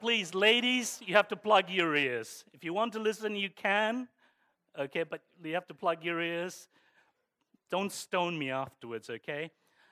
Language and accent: English; Croydon, London, United Kingdom; also born or lived in Streatham / Hounslow / Barnet; I consider myself a true South Londoner because most of my life I grew up in sunny Croydon, believe it or not. From the age of 6, I grew up in sunny Croydon